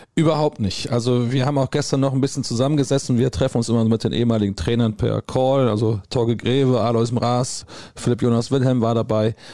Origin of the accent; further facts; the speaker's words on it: Gummersbach, North Rhine-Westphalia, Germany; ich komme nun mal aus Gummersbach